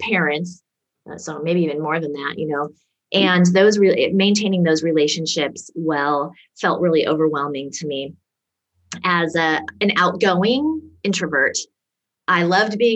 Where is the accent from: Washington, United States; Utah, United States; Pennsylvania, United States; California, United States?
Washington, United States; Seattle; I grew up around Seattle, Washington in the USA